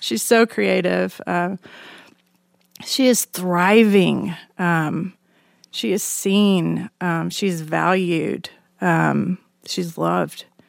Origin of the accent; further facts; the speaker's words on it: Alabama, United States; moved away; I grew up in Alabama in a conservative evangelical family